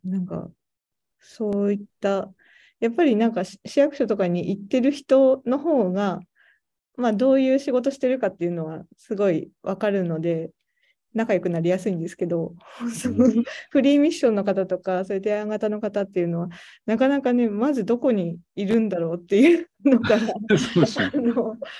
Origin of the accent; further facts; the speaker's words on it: Tateyama, Toyama, Japan; also born or lived in Tokyo; now in Imizu, Japan; 立山市出身なんですけど、小学生の時に立山登山の